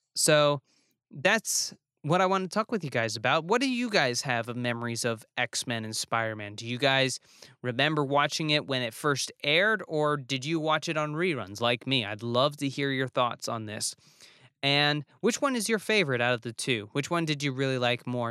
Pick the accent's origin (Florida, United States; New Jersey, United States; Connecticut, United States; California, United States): New Jersey, United States; also born or lived in New York; as a northerner, as a kid from New Jersey and New York